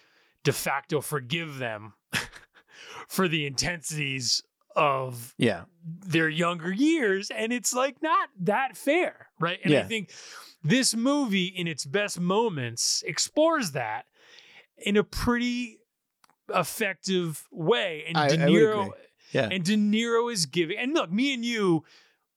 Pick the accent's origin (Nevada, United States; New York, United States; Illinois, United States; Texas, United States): New York, United States; I'm an Italian from New York